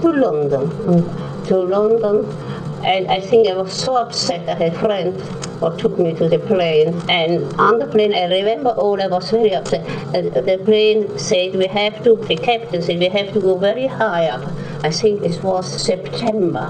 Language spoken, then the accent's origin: English; Vienna, Austria; born or raised there; accent: Viennese; English is a second language; moved away as an adult; now in Birmingham, United Kingdom